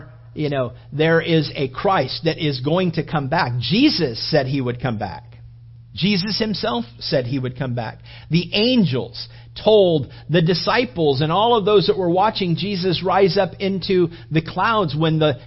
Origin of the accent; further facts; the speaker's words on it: California, United States; moved away; also born or lived in Florida; I grew up in California and I've lived in Florida